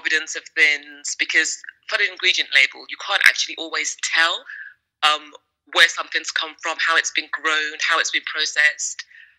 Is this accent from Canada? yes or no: no; London, United Kingdom; also born or lived in Nigeria; I'm a Londoner, originally born in West Africa in Nigeria, and traveled all over the world.